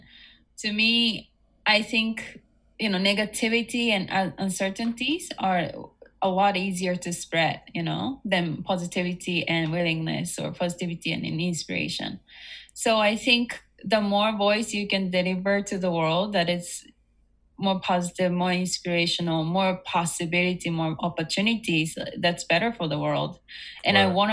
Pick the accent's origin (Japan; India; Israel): Japan; also born or lived in United States; I was born and raised in Japan, and I also lived in the States.